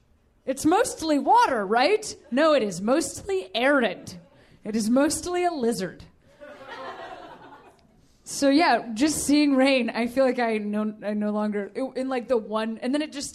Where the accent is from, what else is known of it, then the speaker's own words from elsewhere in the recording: Chicago, Illinois, United States; moved away as an adult; now in Los Angeles, United States; But I'm from Chicago. I moved just about a year ago